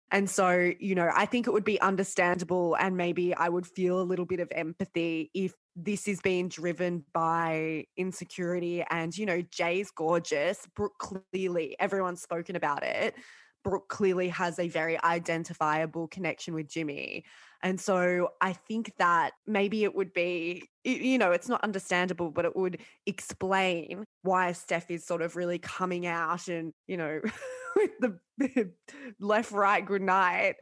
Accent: Sydney, New South Wales, Australia; I grew up in Sydney and I grew up in the northern suburbs

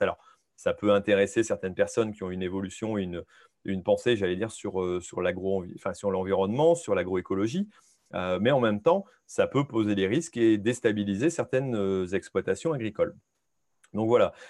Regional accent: France; en tant que Français

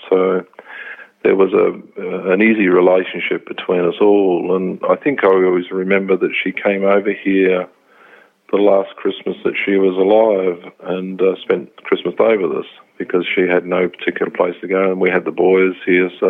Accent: England, United Kingdom; now in Brisbane, Australia; I immigrated over from England in 78. I just came straight to Brisbane and really kind of made that the place that I wanted to stay in.

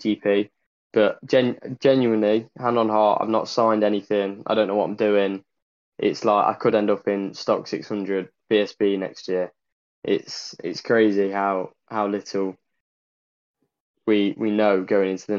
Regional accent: Ashby-de-la-Zouch, East Midlands, United Kingdom; I'm from Ashby, from the Midlands, just near Dunnington Park.

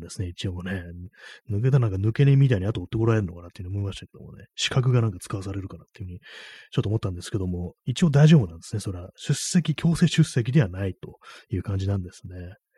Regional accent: Tokyo, Japan; 私東京生まれ

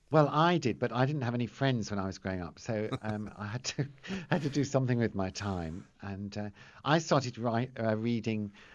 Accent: Teddington, London, United Kingdom; I grew up in Teddington in a house just like the Bolds

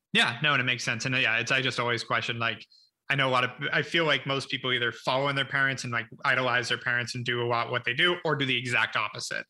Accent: Ojai, California, United States; also born or lived in Los Angeles / Santa Monica; born in West LA, in, then in Santa Monica till I was six, then moved up to Ojai for my childhood.

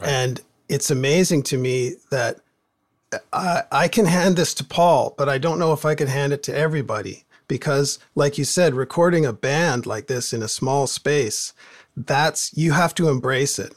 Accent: Port Moody, British Columbia, Canada; growing up in Port Moody, there, everybody had a, a band, garage band

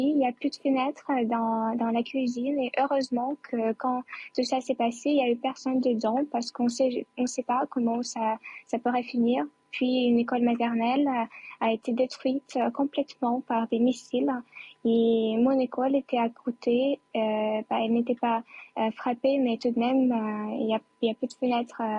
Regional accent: Chernihiv, Chernihiv Oblast, Ukraine; French is a second language; à Tchernigiv, euh, dans ma ville natale, qui, est à la défense du nord euh, de notre capitale

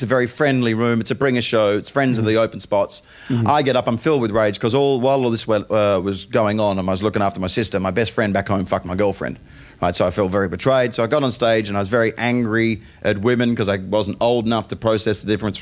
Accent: Perth, Western Australia, Australia; moved away as an adult; now in England, United Kingdom; I come from Perth, Western Australia

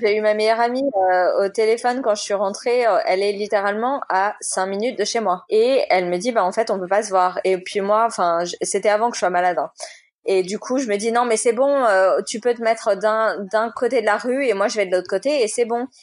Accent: Boulogne-Billancourt, Île-de-France, France; moved away as an adult; also born or lived in New York / San Diego / England; now in Boulogne-Billancourt, France; j'ai grandi toute ma vie à Boulogne

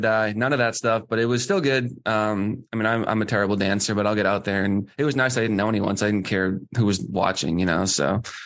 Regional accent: Boston, Massachusetts, United States; my hometown team

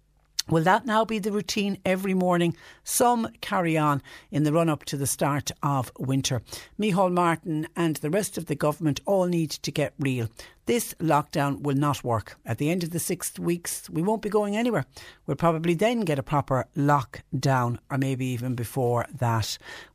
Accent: Galway, Connacht, Ireland; now in West Cork, Ireland; I live in West Cork, but I'm originally from Galway.

